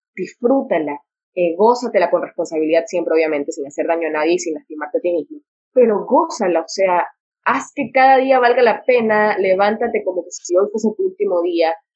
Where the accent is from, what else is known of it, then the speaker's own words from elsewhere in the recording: Santa Ana, Manabí, Ecuador; yo soy de Santa Ana de Manaví, entonces como que pueblo chico, infierno grande